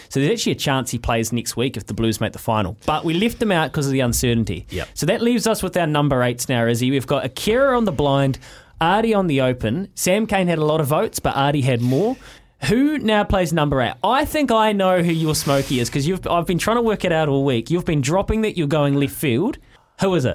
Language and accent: English; North Canterbury, New Zealand; Growing up in North Canterbury